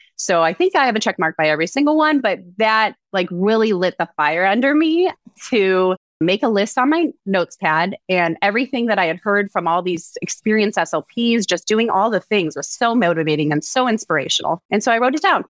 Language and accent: English; Cleveland, Ohio, United States; moved away as an adult; also born or lived in Scottsdale, Arizona / Dallas Fort Worth area; now in Dallas Fort Worth, United States; I'm originally from Cleveland, Ohio